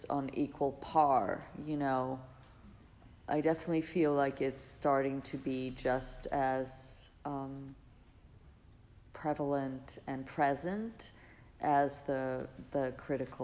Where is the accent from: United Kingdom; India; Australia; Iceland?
Iceland; I grew up in Iceland, so it was like very Scandinavian